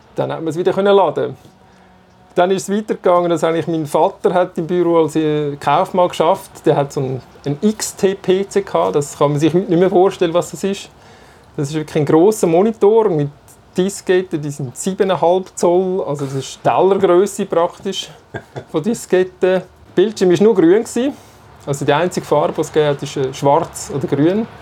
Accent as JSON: {"language": "German", "region": "Zurich", "country": "Switzerland", "tie": "born or raised there", "said": "Ich bin äh, in Zürich aufgewachsen, in der Nähe vom Radiostudio, vom, Nähe vom Bucheckplatz"}